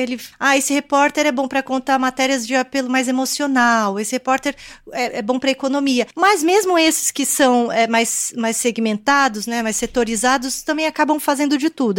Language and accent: Portuguese; Brazil; also born or lived in Japan; Eu nasci aqui no Brasil. Meus pais são coreanos, nasceram na Coreia.